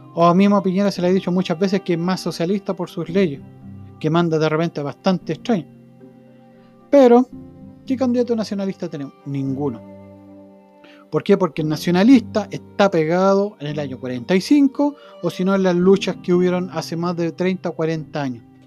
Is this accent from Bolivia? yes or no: no; Chile; nosotros como chilenos